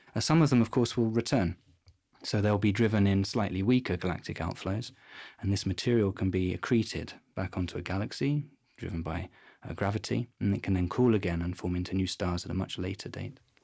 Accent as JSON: {"language": "English", "region": "London", "country": "United Kingdom", "moved": "as an adult", "lives_now": "Garching, Germany", "said": "I come from London in England"}